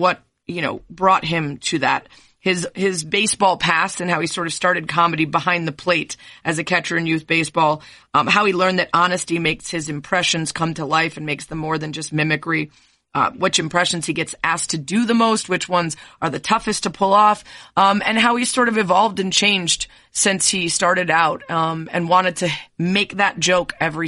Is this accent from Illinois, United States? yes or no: yes; a suburb of Chicago, Illinois, United States; also born or lived in Cleveland, Ohio; I was born in Cleveland, but just like you, and even earlier, we left for a suburb of Chicago when I was two